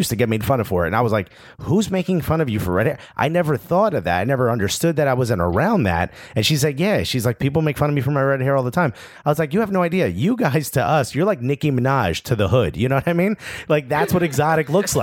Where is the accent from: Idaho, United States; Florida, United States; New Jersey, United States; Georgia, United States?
New Jersey, United States; Newark; I grew up in Newark, New Jersey, which is just outside of Kearney